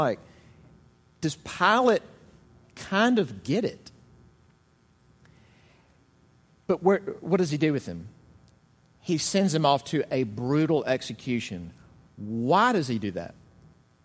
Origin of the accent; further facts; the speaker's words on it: Mississippi, United States; now in South Carolina, United States; I'm from Mississippi, and I'm standing here in South Carolina.